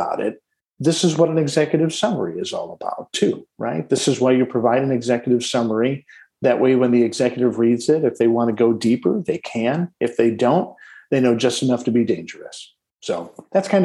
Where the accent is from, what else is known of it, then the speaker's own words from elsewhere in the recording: Detroit, Michigan, United States; I was born in Detroit, Michigan, in the shadow of a Ford manufacturing plant's smokestack